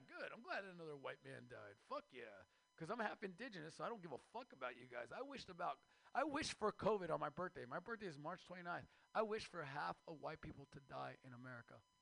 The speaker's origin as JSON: {"language": "English", "country": "Mexico", "moved": "yes", "lives_now": "United States", "said": "I am Mexican from Mexico"}